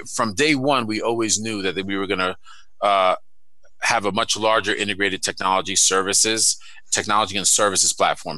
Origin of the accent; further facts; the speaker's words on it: New York City, New York, United States; moved away; I'm from Brooklyn and Queens in New York City